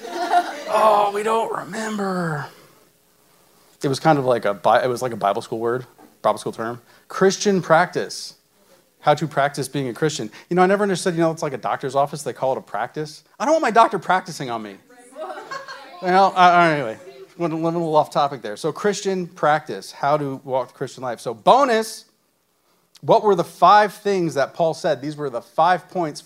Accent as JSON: {"language": "English", "area": "about 30 minutes north of Manhattan", "region": "New York", "country": "United States", "tie": "born or raised there", "moved": "as an adult", "said": "I was born and raised in New York, about 30 minutes north of Manhattan. We moved here about 4.5 years ago."}